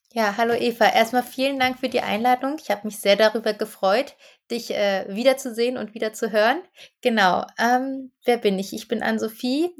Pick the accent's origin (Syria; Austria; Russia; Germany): Germany; Berlin; also born or lived in Bamberg; Ich bin in Berlin aufgewachsen und lebe seit 2013 wieder hier.